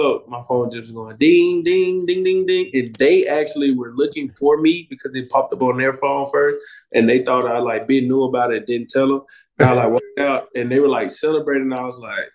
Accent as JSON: {"language": "English", "town": "Birmingham", "region": "Alabama", "country": "United States", "tie": "born or raised there", "moved": "as an adult", "lives_now": "Atlanta, United States", "said": "I'm from Birmingham, Alabama, so it's like closer to home"}